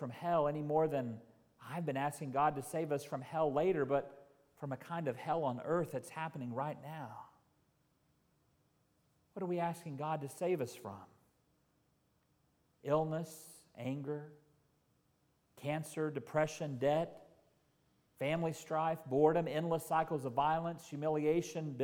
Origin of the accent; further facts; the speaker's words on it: Carnegie, Oklahoma, United States; moved away; First Baptist Church in my hometown in Carnegie, Oklahoma